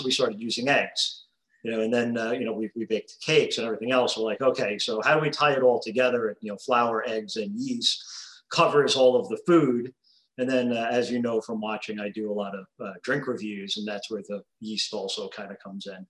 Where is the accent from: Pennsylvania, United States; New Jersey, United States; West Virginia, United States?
New Jersey, United States; Old Bridge; now in Central Florida, United States; we're from New Jersey, originally.